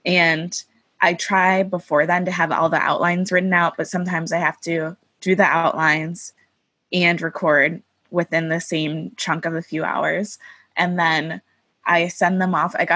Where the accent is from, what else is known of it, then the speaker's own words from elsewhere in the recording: Oak Park, Illinois, United States; I grew up in Oak Park, Illinois